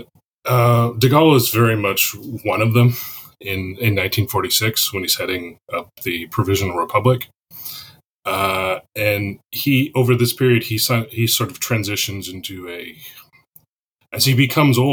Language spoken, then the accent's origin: English; Canada; moved away as an adult; now in Kentucky, United States; born and raised in Canada, and I've been working in the United States for about the last decade